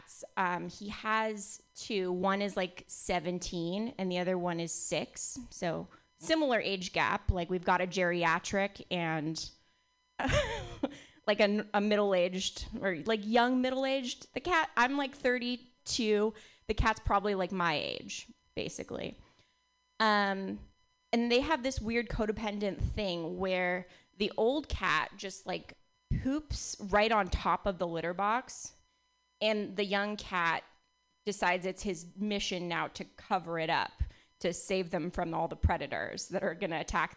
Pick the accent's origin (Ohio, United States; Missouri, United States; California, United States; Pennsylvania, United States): California, United States; Bay Area; I was born and raised in the Bay Area